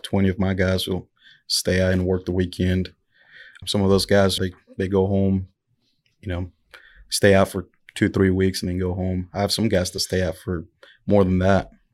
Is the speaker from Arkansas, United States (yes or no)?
yes; El Dorado, Arkansas, United States; I'm from El Dorado, Arkansas